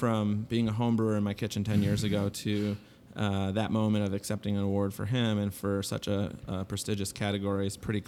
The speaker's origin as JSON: {"language": "English", "region": "Michigan", "country": "United States", "tie": "born or raised there", "moved": "as an adult", "lives_now": "Chicago, United States", "said": "I grew up in Michigan"}